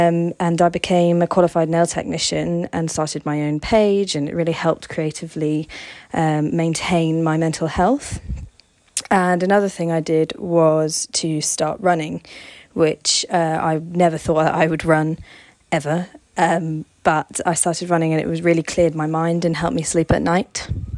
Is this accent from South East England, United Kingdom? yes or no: yes; Hove, South East England, United Kingdom; I'm a designer and I'm from Hove.